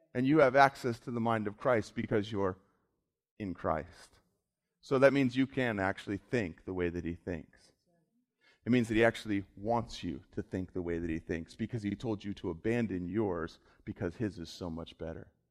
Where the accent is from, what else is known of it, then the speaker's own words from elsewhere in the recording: South Florida, United States; I grew up in South Florida.